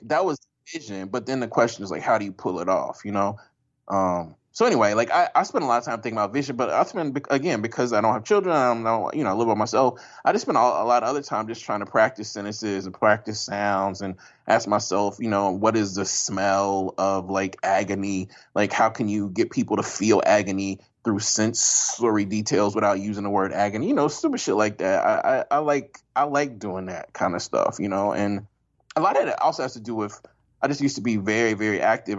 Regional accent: Jackson, Mississippi, United States; moved away as an adult; also born or lived in Oberlin, Ohio / Poughkeepsie, New York; I'm from Jackson, Mississippi

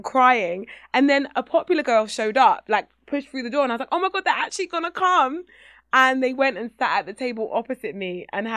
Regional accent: England, United Kingdom; as a young black girl in Britain

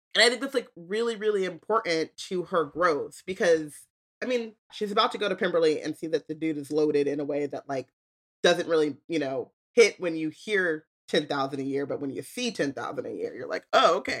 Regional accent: United States; I'm American

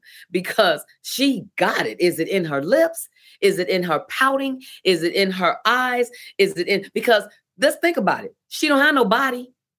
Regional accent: Chicago, Illinois, United States; Well, I'm from South Side of Chicago and I'm animated.

